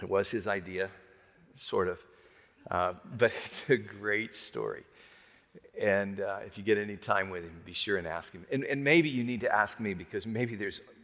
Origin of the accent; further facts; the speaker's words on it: Arkansas, United States; that hillbilly boy, I'm a hillbilly from Arkansas.